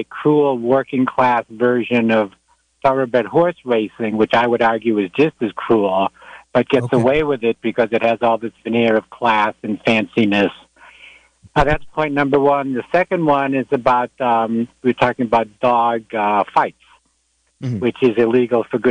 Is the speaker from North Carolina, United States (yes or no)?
no; Massachusetts, United States; I grew up in Massachusetts where there was dog racing when I was a kid